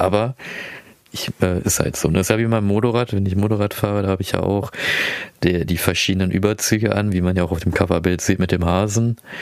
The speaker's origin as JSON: {"language": "German", "country": "Philippines", "moved": "yes", "said": "ich komme aus den Philippinen"}